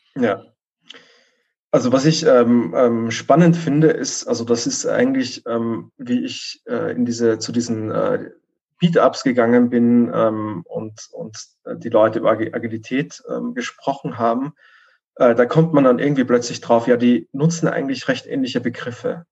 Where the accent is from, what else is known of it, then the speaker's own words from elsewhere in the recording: Vienna, Austria; moved away; ich komme ursprünglich aus Wien